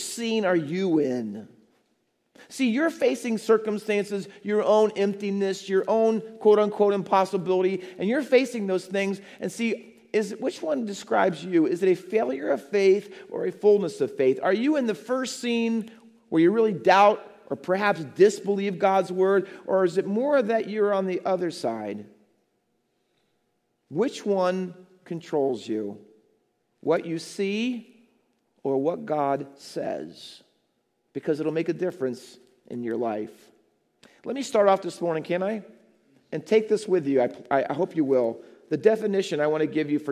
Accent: Ohio, United States; moved away as an adult; also born or lived in New Jersey; now in Hamilton, United States; I was living in Ohio. I was youth pastor at the church that I grew up as a little boy

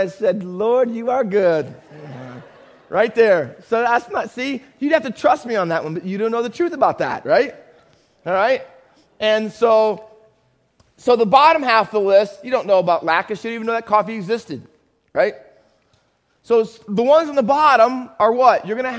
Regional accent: Findlay, Ohio, United States; also born or lived in Camden, New Jersey; I was born in Camden. Come on. Cooper Hospital. Kevin Carver. Whew. All right. I went to elementary school in Findlay, Ohio.

